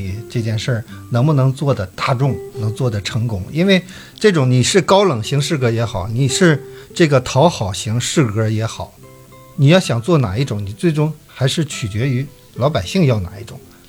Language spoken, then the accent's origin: Chinese; Dalian, Liaoning, China; 我作为一个大连人，